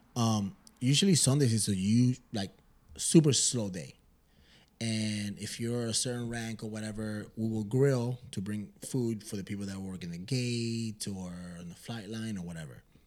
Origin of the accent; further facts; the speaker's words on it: Michigan, United States; we're pendejos from Michigan